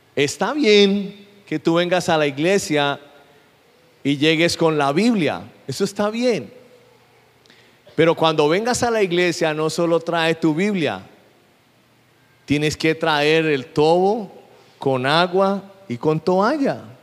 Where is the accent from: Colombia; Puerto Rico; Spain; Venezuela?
Colombia; yo soy colombiano.